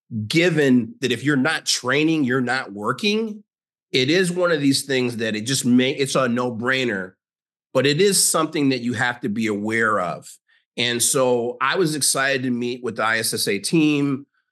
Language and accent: English; Chicago, Illinois, United States; also born or lived in Minnesota; now in University Park, United States; I am a 57-year-old African-American. I'm from Chicago, but I live in University Park, Texas.